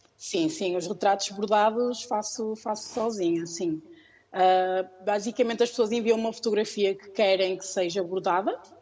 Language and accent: Portuguese; Porto, Norte, Portugal; also born or lived in Lisbon, Portugal; no Porto, que é de onde eu sou